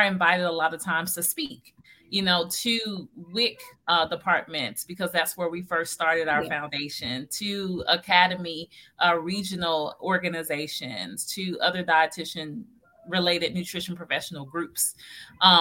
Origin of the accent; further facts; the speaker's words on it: Tennessee, United States; moved away; I'm originally from Tennessee.